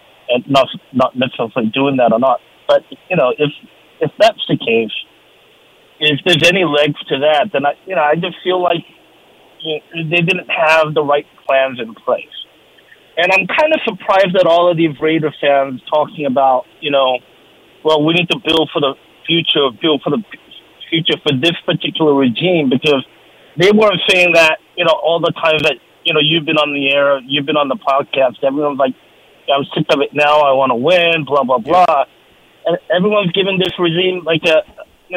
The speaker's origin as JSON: {"language": "English", "country": "United States", "moved": "as an adult", "lives_now": "Seoul, South Korea", "said": "me being the American, when I first got here"}